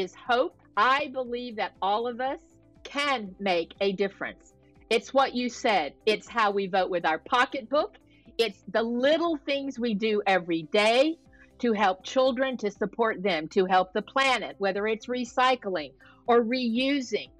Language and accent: English; the South, United States; now in California, United States; I grew up in the South, so I'm a pretty good Southern cook